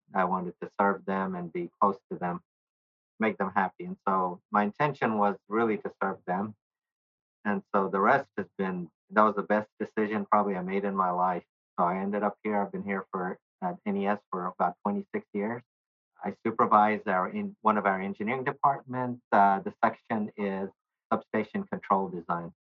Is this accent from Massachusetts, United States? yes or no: no; Nashville, Tennessee, United States; also born or lived in Bangladesh; I grew up in Nashville all but one year of my life. We moved here in 1970. I was a baby.